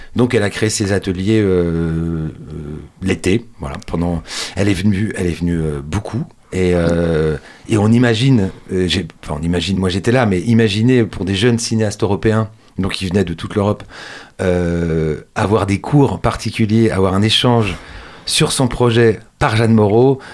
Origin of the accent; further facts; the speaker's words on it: Angers, Pays de la Loire, France; chez nous, à Angers